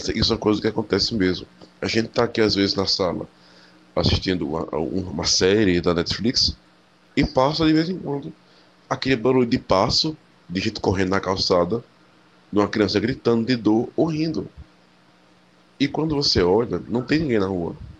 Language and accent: Portuguese; interior of Pernambuco, Brazil; E eu voltei a morar no interior de Pernambuco, na minha cidade natal